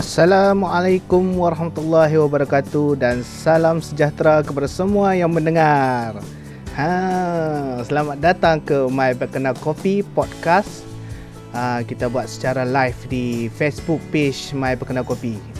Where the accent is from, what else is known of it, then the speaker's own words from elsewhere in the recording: Kedah, Malaysia; now in Changlun, Malaysia; balik kampung saya di Sek Kedah